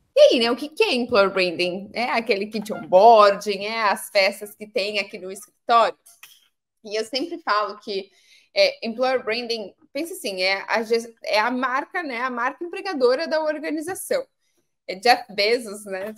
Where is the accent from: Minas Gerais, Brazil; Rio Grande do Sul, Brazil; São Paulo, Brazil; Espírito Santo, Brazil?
São Paulo, Brazil; Pedreira; eu sou do, de uma cidade do interior de São Paulo, uma cidade chamada Pedreira